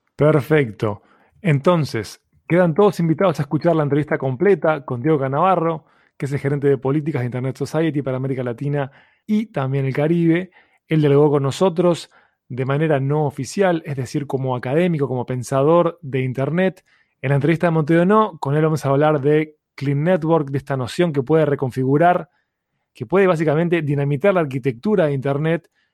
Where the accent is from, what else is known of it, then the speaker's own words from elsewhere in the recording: Montevideo, Uruguay; En el caso uruguayo, que nosotros somos de Uruguay, somos de Montevideo